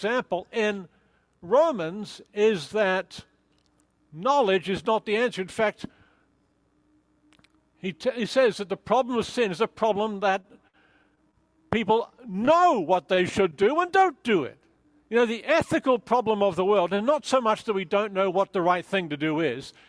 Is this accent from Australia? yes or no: yes; Australia; I'm Australian